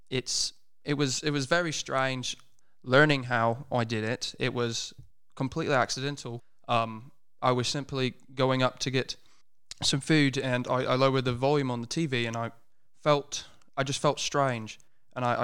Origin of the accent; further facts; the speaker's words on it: United States; I was you know born and raised in the United States. It's I, I've hopped around many states, but it's you know going to school and just growing up around American accents, it's it, it kind of rubs off on you, you know.